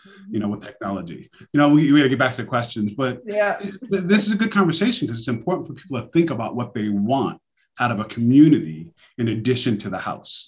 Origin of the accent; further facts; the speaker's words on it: New York City, New York, United States; I'm from New York City myself, Queens. So I know Brooklyn very well. I stomped in Brooklyn all coming up.